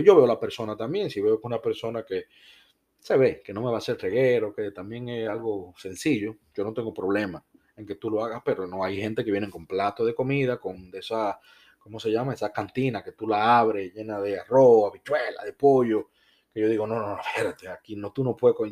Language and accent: Spanish; Dominican Republic; now in United States; yo soy de República Dominicana